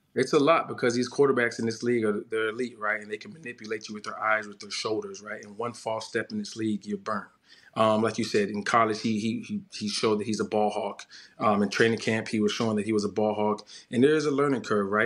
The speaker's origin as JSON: {"language": "English", "region": "Florida", "country": "United States", "tie": "born or raised there", "said": "I grew up in Florida."}